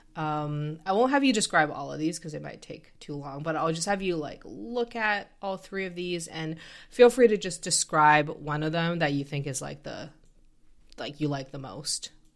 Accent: Canada; I come from Canada

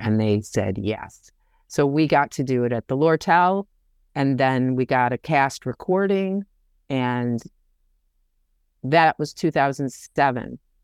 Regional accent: Detroit, Michigan, United States; now in New York City, United States; I am originally from Detroit, Michigan, and live in New York City on the Upper West Side, and have for longer than I lived in Detroit

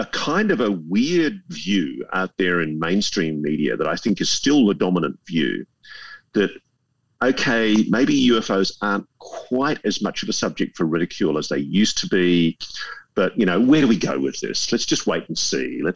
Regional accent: Australia; as an Australian

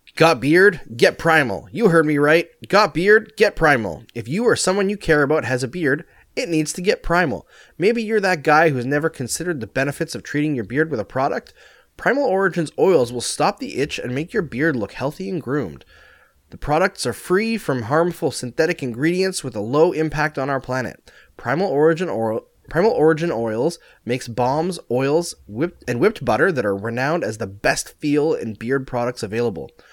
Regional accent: Canada; I'm Canadian.

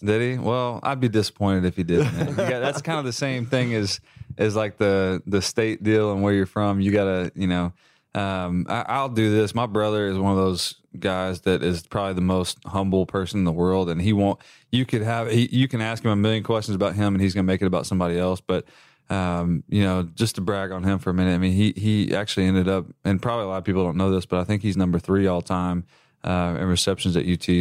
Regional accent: West Texas, United States; moved away; I'm originally from West Texas.

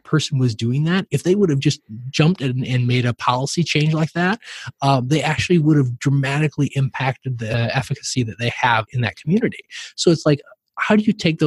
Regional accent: southern Minnesota, United States; kid growing up in Minnesota on a farm in southern Minnesota

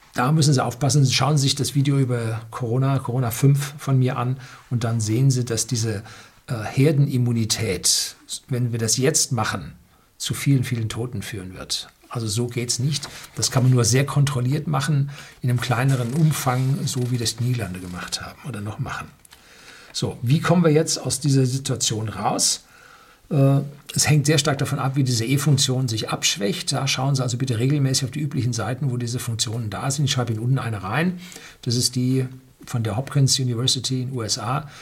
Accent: Bavaria, Germany; Bei uns in Bayern

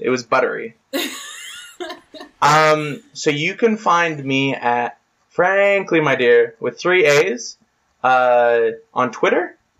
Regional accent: Denver, Colorado, United States; my friend and I who's from Canberra and I'm from Denver.

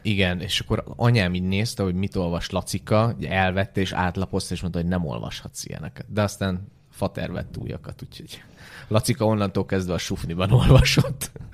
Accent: Ukraine; now in Hungary; a 90-es években a szovjet, vagy akkor már Ukrajnában nőttem föl

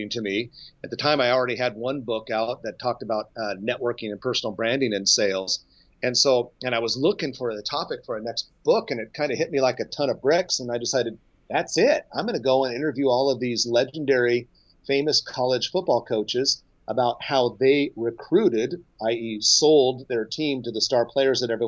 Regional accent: Nebraska, United States; I grew up in Nebraska and I live here now

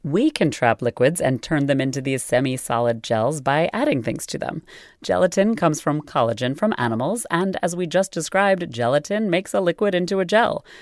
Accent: United States; as an American

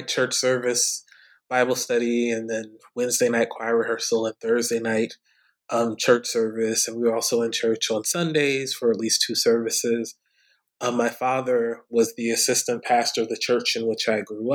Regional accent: East Orange, New Jersey, United States; moved away as an adult; also born or lived in Philadelphia, Pennsylvania / Atlanta, Georgia / Durham, North Carolina / Riverside, California; now in Charlottesville, United States; I am from East Orange, New Jersey. I'm the product of public schools in East Orange, New Jersey, K through 12

